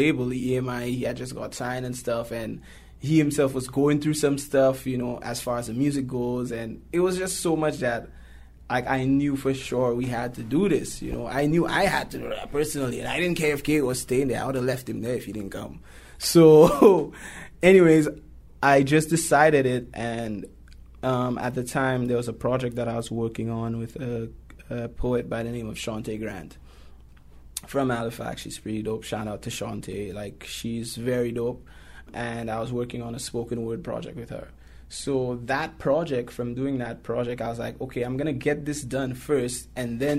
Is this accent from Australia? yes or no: no; St. Lucia; now in Toronto, Canada; I'm from St. Lucia